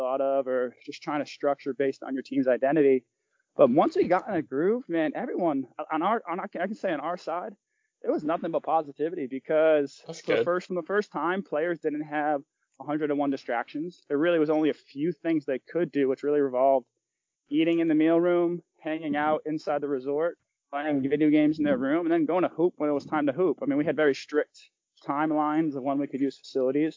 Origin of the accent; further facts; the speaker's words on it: Rhode Island, United States; I'm from Rhode Island.